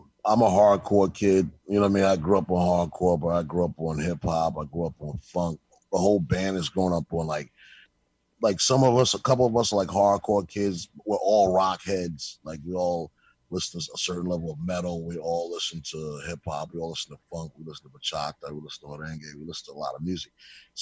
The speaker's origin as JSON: {"language": "English", "town": "New York City", "region": "New York", "country": "United States", "tie": "born or raised there", "said": "We're from New York City, born and raised."}